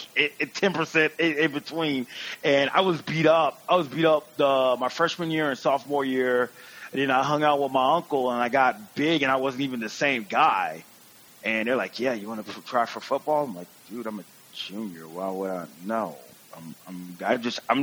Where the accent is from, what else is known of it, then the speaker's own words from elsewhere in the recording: Georgia, United States; I'm from Georgia